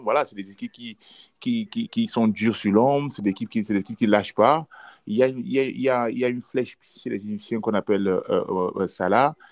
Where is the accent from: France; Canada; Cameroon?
Cameroon; on est trois Camerounais